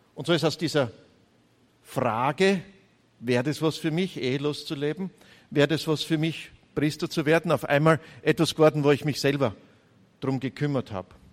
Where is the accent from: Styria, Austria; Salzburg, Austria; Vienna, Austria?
Styria, Austria; Gleisdorf; accent: Styrian; now in Graz, Austria; Ich bin ein Steirer aus der Oststeiermark, aus Gleisdorf, geboren. 100 Meter neben der Volksschule, 250 Meter neben, der, neben dem Gymnasium aufgewachsen